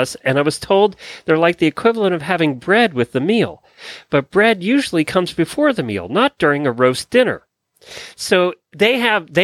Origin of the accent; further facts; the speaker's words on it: Lancaster County, Pennsylvania, United States; I grew up in Lancaster County, Pennsylvania